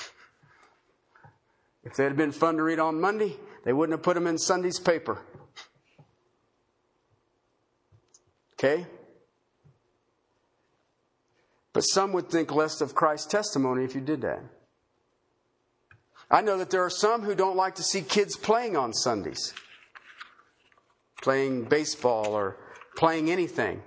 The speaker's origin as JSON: {"language": "English", "country": "United States", "said": "in America as American citizens"}